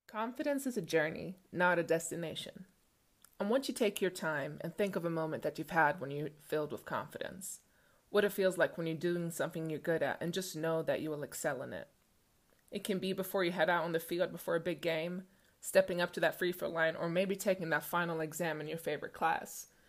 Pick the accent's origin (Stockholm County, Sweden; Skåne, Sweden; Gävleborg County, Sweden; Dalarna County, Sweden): Stockholm County, Sweden; Stockholm; Growing up in Stockholm, Sweden, being six feet tall at eleven years old